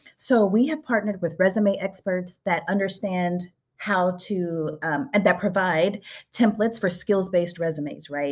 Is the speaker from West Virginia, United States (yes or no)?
no; Louisiana, United States; moved away as an adult; now in Bay Area, United States; I am from Louisiana.